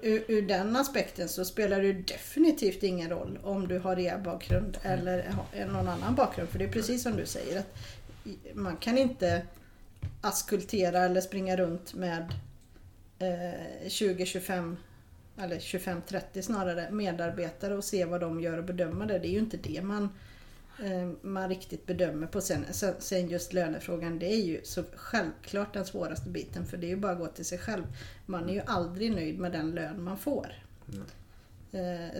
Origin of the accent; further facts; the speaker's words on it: Sweden; vi är svenskar